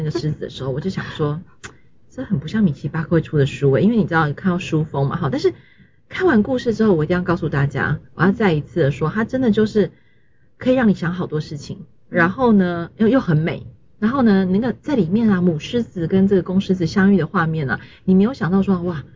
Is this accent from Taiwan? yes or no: yes; Taiwan; 就是我们台湾人一般所认为的